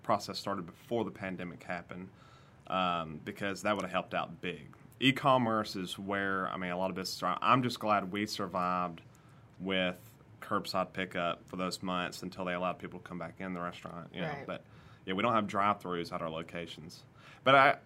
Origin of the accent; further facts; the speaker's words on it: Corner, Alabama, United States; in Corner growing up, it's 40 minutes to Hoover